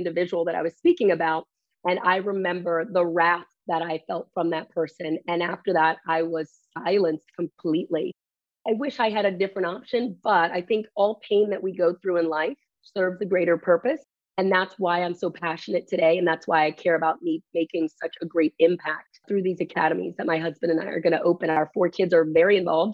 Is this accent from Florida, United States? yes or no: no; Maryland, United States; my hometown of Maryland